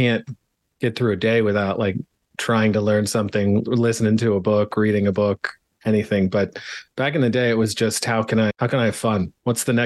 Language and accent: English; Pennsylvania, United States; moved away as an adult; also born or lived in Arizona; I grew up in Pennsylvania, lived there for a lot of years.